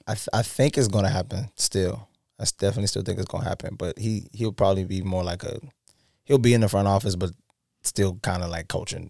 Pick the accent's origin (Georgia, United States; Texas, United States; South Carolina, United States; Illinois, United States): South Carolina, United States; we're from South Carolina